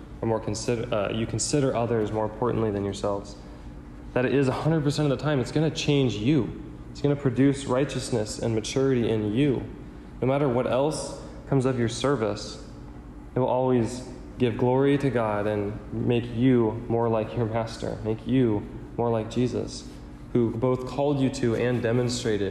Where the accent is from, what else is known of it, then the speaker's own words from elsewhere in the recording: United States; I'm wired that way growing up in America